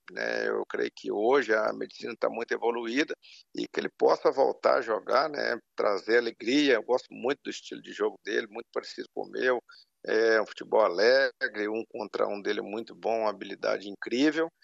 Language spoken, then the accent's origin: Portuguese; Brazil; nós aqui como brasileiros